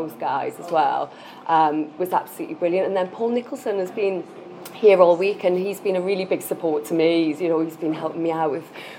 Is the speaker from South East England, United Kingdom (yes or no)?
no; Newcastle upon Tyne, North East England, United Kingdom; moved away; also born or lived in Leeds / Manchester; I'm a Geordie girl